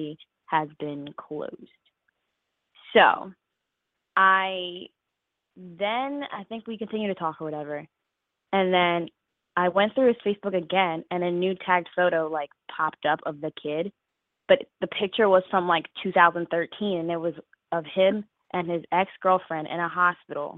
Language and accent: English; Philadelphia, Pennsylvania, United States; I'm 21. I'm from Philadelphia